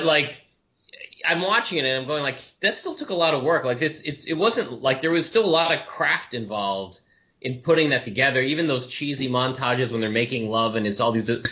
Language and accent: English; Massachusetts, United States; growing up in Massachusetts